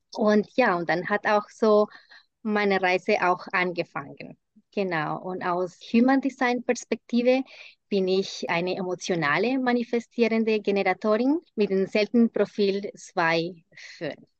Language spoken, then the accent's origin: German; Colombia; first language Spanish; German is a second language; moved away as an adult; now in Germany; Ich bin in Kolumbien geboren und lebe seit 20 Jahren in Deutschland